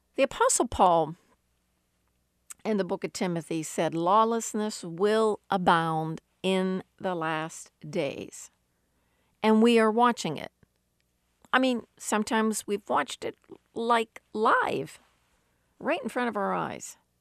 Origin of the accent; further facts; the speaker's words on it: United States; Growing up in America